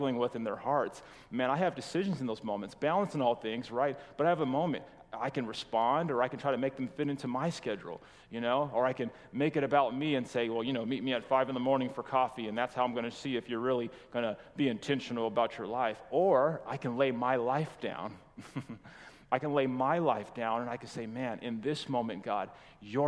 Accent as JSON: {"language": "English", "region": "California", "country": "United States", "moved": "yes", "said": "we're from California"}